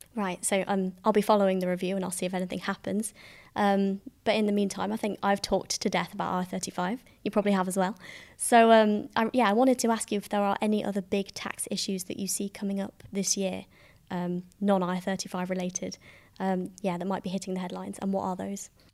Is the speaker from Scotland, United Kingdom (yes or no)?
no; Staffordshire, West Midlands, United Kingdom; I come from Staffordshire